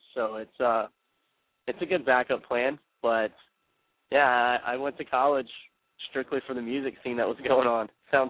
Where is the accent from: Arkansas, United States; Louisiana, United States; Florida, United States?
Louisiana, United States; moved away as an adult; now in Phoenix, United States; The band is based out of Phoenix. I'm actually from Louisiana.